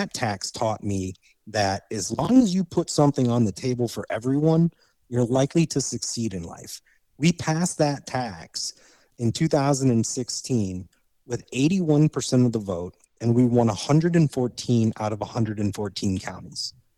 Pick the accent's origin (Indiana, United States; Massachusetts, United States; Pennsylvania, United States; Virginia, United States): Indiana, United States; because I grew up in Indiana.